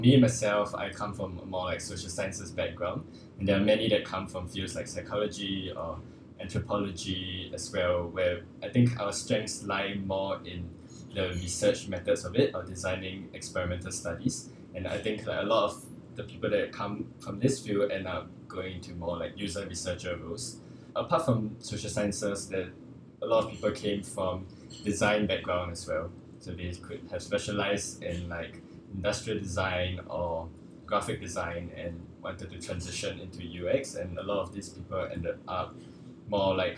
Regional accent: Singapore; also born or lived in London; I grew up in Singapore like all my life, so I just spent like a few years in London

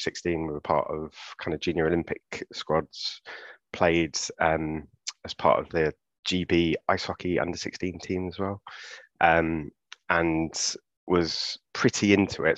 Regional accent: London, United Kingdom; grew up in Clapham

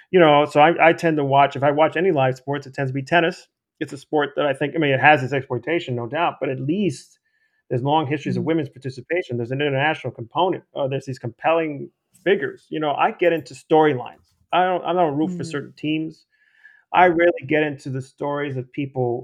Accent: New York City, New York, United States; moved away as an adult; also born or lived in Austin, Texas; my experience growing up in the Bronx, playing sports, baseball and basketball.

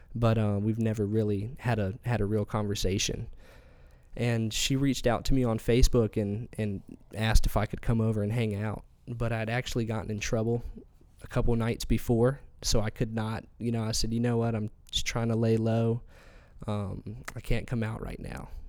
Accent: Elizabeth City, North Carolina, United States; also born or lived in Colorado Springs, Colorado; we moved here when I turned seven years old. He actually landed a job at the Daily Advance as their editor.

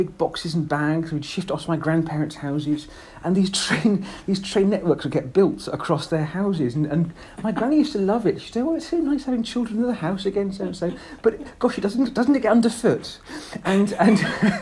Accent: South Buckinghamshire, South East England, United Kingdom; I grew up in South Buckinghamshire

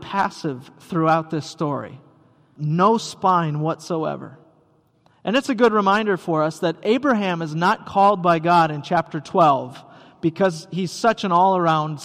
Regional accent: Rice Lake, Wisconsin, United States; now in Elk River, United States; growing up in Rice Lake, Wisconsin

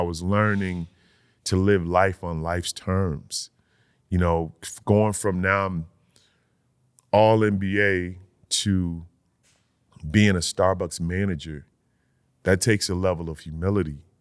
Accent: Connecticut, United States; Middletown, Connecticut, like, twenty minutes from my hometown.

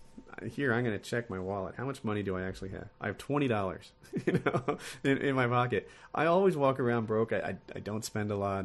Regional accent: Ocean City, New Jersey, United States; I was raised like in Ocean City, New Jersey. It's a beach town.

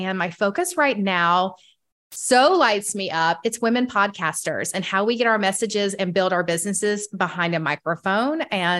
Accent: Atlanta, Georgia, United States; in my hometown.

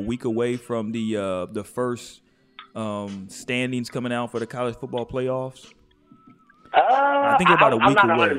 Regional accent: Houston, Texas, United States; where I grew up at in H-Town.

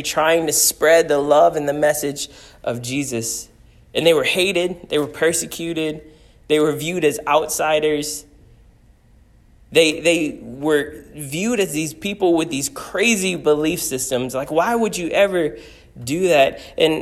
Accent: United States; I love being an American.

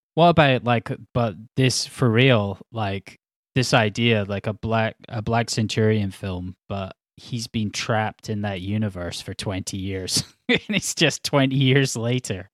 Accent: Edinburgh, Scotland, United Kingdom; I'm from Edinburgh

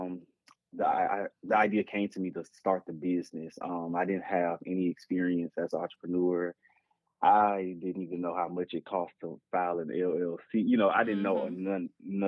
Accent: Tuscaloosa, Alabama, United States; now in Huntsville, United States; originally I am from Tuscaloosa, Alabama

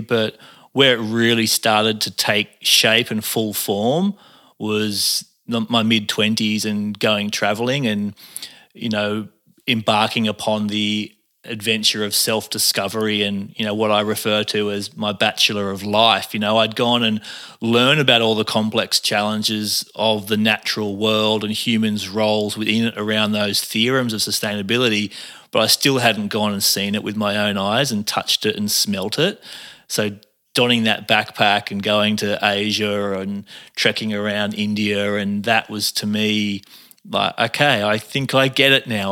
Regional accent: Cairns, Queensland, Australia; moved away; also born or lived in Arimba / Bondi, Sydney; I grew up on, in Cairns. I, I was born in Cairns

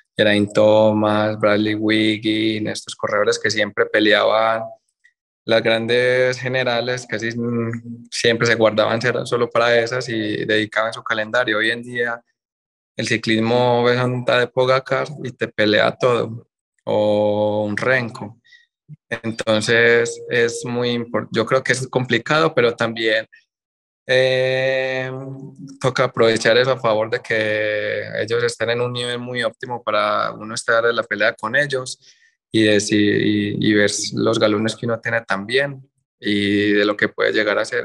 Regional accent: Colombia

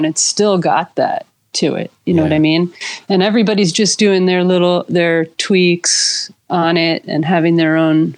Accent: New Jersey, United States; I'm from Jersey, East Coast

